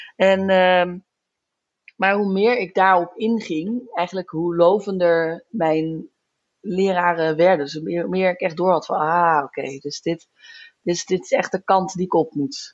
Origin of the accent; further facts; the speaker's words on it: near Zandvoort, North Holland, Netherlands; moved away as an adult; also born or lived in Groningen / Den Bosch / Florence; now in Utrecht, Netherlands; ik kom uit de buurt van Zandvoort